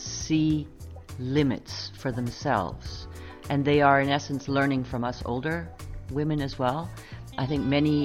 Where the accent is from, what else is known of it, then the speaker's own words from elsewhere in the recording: Canada; now in Netherlands; I am Canadian.